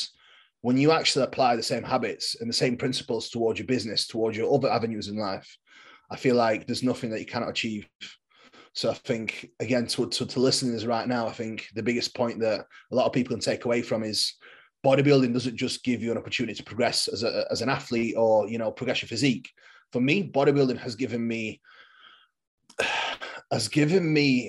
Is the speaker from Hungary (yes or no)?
no; England, United Kingdom; I am a bodybuilder from England.